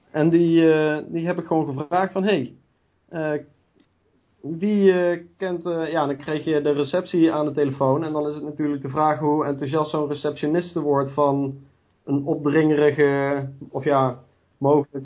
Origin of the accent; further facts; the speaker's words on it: Gennep, Limburg, Netherlands; moved away as an adult; now in Nijmegen, Netherlands; Ik kom zelf uit Gennep. Dat is het noordelijkste puntje van Limburg